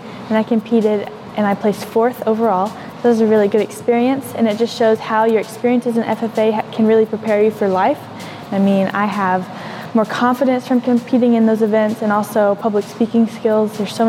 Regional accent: Greenbrier, Arkansas, United States; I'm the Arkansas FFA State Reporter, and I'm originally from Greenbrier, Arkansas.

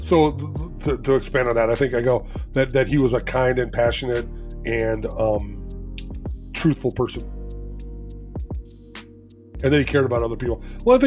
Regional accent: Elgin, Illinois, United States; I'm from Elgin, Illinois.

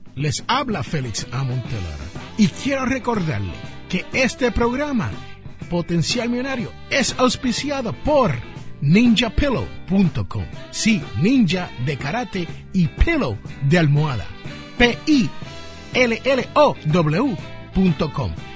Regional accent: Puerto Rico; also born or lived in Jersey City, New Jersey; donde yo me crié, en la isla del encanto

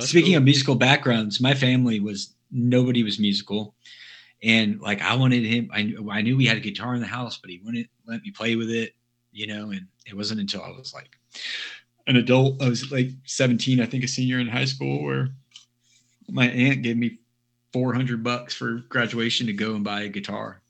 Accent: Dallas, Texas, United States; I grew up in Dallas

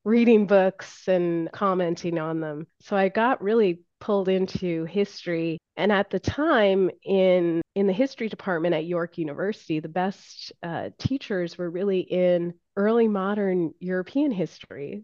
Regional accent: Ontario, Canada; moved away; I was from Ontario

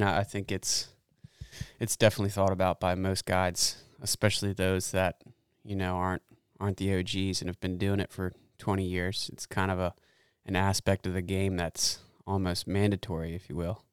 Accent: Annapolis, Maryland, United States; moved away as an adult; I'm originally from the Chesapeake Bay area up in Annapolis

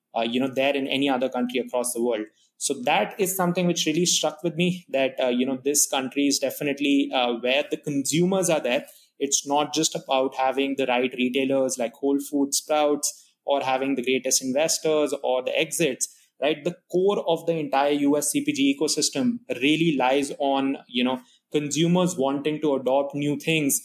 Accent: India; moved away as an adult; now in United States; And I'm not from the US, so I come from India

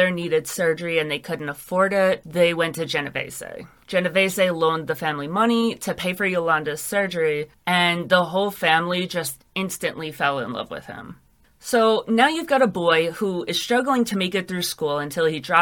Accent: New York City, New York, United States; Growing up in New York is really strange because you have a lot of experiences that other people in the rest of the world, they can't really understand.

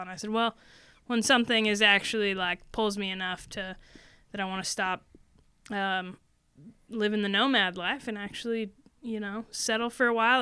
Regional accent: Portland, Oregon, United States; moved away as an adult; now in South Bend, United States; we grew up in Portland, Oregon

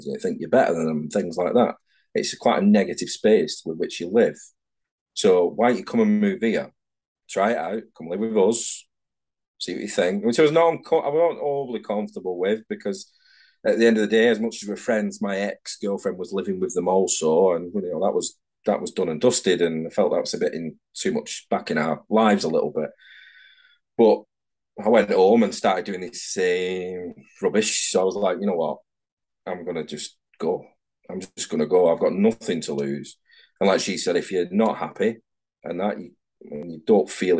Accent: Manchester, North West England, United Kingdom; moved away as an adult; now in Edinburgh, United Kingdom; I'm from Manchester down in England

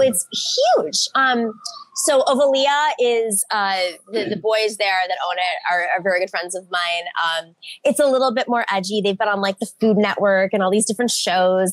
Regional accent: Buffalo, New York, United States; I grew up in Buffalo, New York

